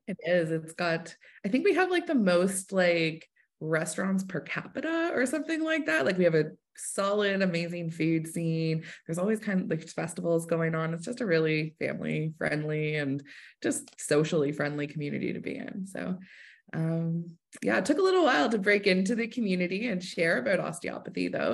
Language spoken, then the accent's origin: English; Hamilton, Ontario, Canada; moved away as an adult; now in Kingston, Canada; I'm originally from Hamilton